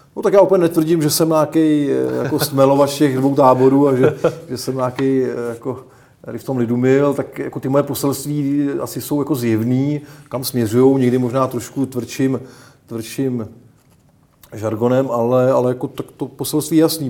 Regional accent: Czechia; my jako Češi

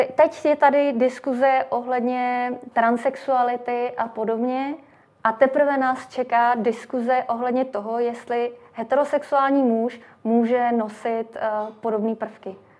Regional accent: Czechia; u nás v Čechách

